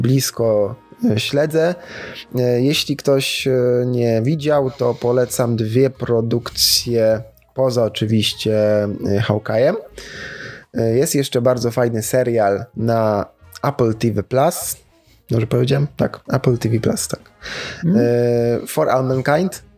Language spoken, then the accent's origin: Polish; Sosnowiec, Silesian Voivodeship, Poland; u mnie w rodzinnym Sosnowcu